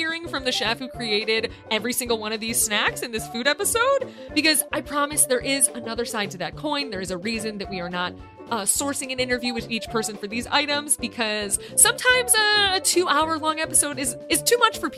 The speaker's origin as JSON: {"language": "English", "region": "Midwest", "country": "United States", "said": "My Midwesternness"}